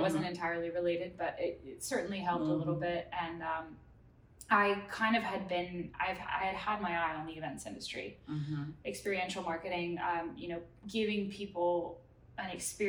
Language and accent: English; Thailand; also born or lived in Munich, Germany / Singapore; So I was born in Munich, Germany. My parents are both German, so I'm like first generation American. Grew up in Southeast Asia. I was very, very fortunate to, we lived in Thailand for 6 years and then Singapore for 6 years.